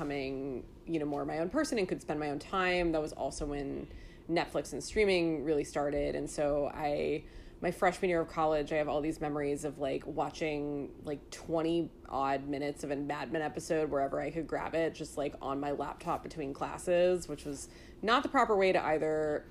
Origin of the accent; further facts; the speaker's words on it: California, United States; moved away; also born or lived in New York City; someone who grew up in California